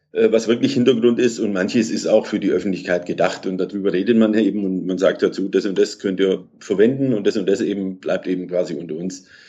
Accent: Kirchheim unter Teck, Baden-Württemberg, Germany; also born or lived in Munich / Greece; Bin dann, seit ich vier bin, äh, wieder in Deutschland, bin in der Nähe von Stuttgart groß geworden, in Kirchheim Tech

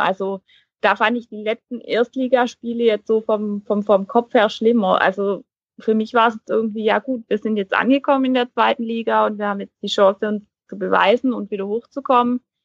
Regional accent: near Heilbronn, Baden-Württemberg, Germany; accent: Swabian; ich komme ja hier aus der Region, also aus den Häfen Heilbronn

